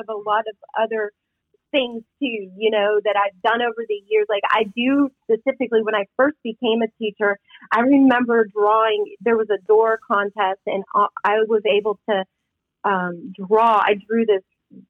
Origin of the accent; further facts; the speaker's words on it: Midwest, United States; growing up in the Midwest, you were a nurse or a teacher